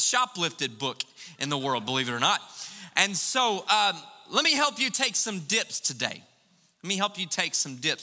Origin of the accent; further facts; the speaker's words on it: United States; we're American